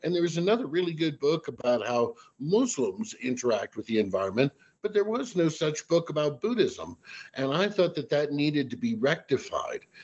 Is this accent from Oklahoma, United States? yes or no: no; Washington, District of Columbia, United States; I'm originally from the Washington, D.C. area